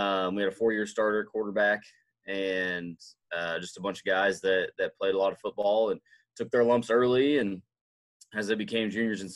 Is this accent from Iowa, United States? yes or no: yes; Council Bluffs, Iowa, United States; moved away as an adult; also born or lived in Maryville, Missouri / Craig, Missouri; now in Tarkio, United States; I grew up in Council Bluffs, Iowa